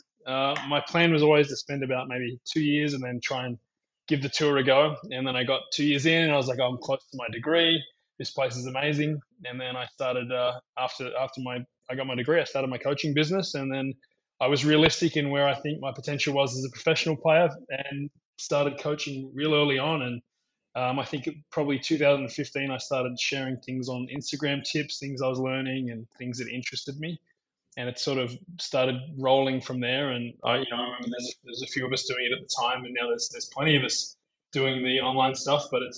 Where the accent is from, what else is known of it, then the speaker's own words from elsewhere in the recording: Melbourne, Victoria, Australia; moved away as an adult; also born or lived in Sydney, Australia / Queensland, Australia; now in San Diego, United States; I grew up in Australia. I was born in Sydney, and then I moved down to Melbourne when I was about 10 or 11, and I started training at Melbourne Park, and I spent most of my junior days there